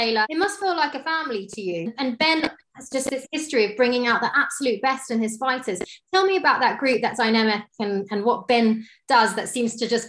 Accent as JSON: {"language": "English", "region": "Scotland", "country": "United Kingdom", "said": "as a fellow Scotsman"}